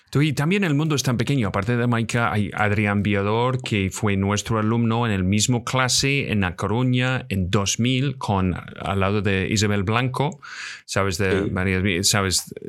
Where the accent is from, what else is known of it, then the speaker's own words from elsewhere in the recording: Scotland, United Kingdom; Soy de Escocia